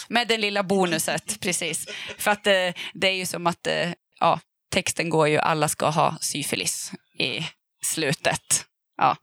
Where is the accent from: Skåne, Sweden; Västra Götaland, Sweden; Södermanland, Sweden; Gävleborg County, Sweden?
Gävleborg County, Sweden; Gävle; jag är uppvuxen i Gävle